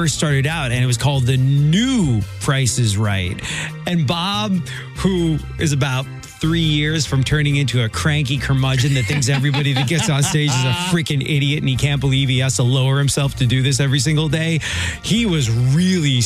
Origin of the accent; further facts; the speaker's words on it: England, United Kingdom; now in United States; when I was growing up in England